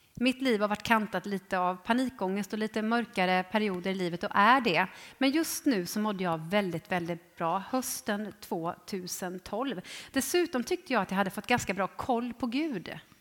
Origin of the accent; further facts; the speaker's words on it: Jönköping, Jönköping County, Sweden; jag är ju född i Jönköping. I, eh, ja, egentligen i eh, Ljungarum, men eh, uppväxt i Trånghalla